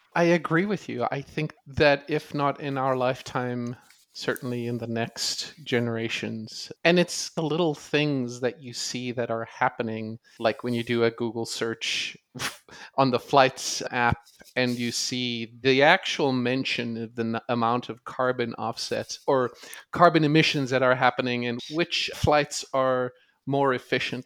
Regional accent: South Africa; moved away as an adult; now in United States; I grew up in South Africa watching and playing cricket

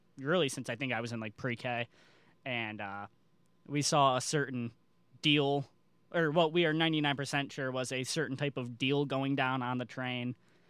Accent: Chicago, Illinois, United States; moved away; I'm also from the Chicago, or really, I am from Chicago.

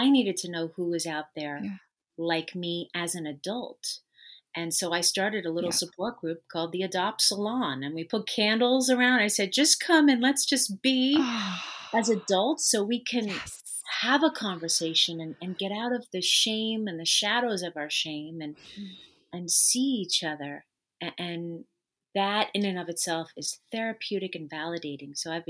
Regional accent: New York, United States; So I am originally from New York, and I lived with my birth family for the first 15 months of my life.

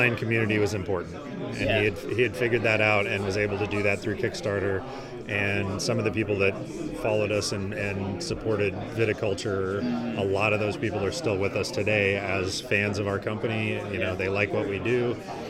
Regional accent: southern Missouri, United States; now in St. Louis, United States; I live in St. Louis now. I grew up in southern Missouri

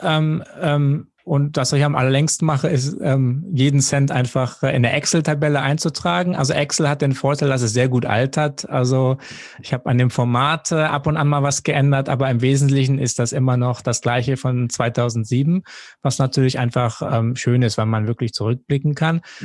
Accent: Jever, Lower Saxony, Germany; moved away as an adult; also born or lived in Duisburg; now in Hong Kong; aufgewachsen bin ich an der Nordseeküste in Jever

